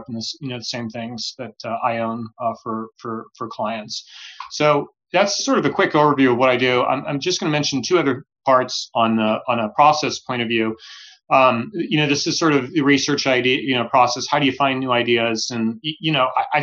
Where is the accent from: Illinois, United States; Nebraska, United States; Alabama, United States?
Nebraska, United States; Omaha; moved away; I grew up in Omaha, Nebraska